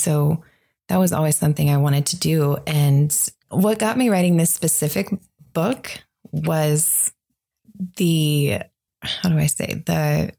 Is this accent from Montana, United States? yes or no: no; Ohio, United States; now in Las Vegas, United States; I've been in Las Vegas for 14 years, originally from Ohio.